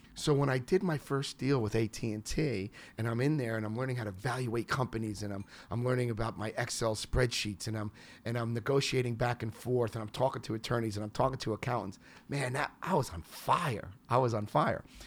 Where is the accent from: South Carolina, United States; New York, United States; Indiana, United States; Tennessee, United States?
New York, United States; moved away; I'm from New York